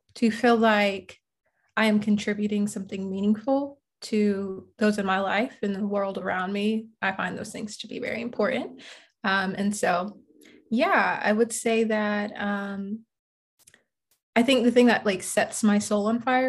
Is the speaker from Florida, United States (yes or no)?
yes; Jacksonville, Florida, United States; now in Atlanta, United States; I'm originally from Jacksonville, Florida.